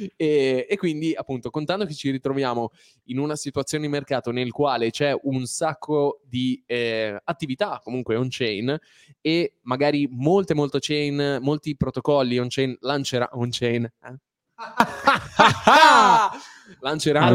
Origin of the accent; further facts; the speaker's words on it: Liguria, Italy; siamo liguri